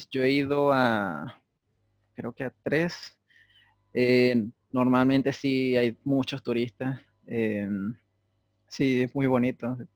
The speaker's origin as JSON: {"language": "Spanish", "country": "Venezuela", "said": "yo le dije a la muchacha, no, yo soy de Venezuela. Ah, eso queda en Estados Unidos, ¿verdad?"}